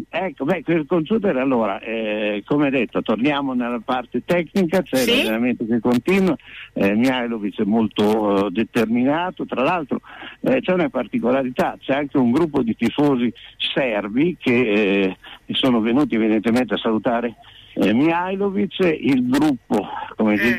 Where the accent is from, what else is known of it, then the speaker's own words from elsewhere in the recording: Corticella, Emilia-Romagna, Italy; anch'io sono di Corticella